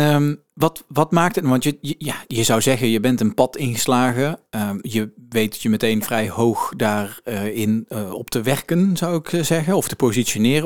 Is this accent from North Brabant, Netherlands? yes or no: yes; Tilburg, North Brabant, Netherlands; wij als Tilburgers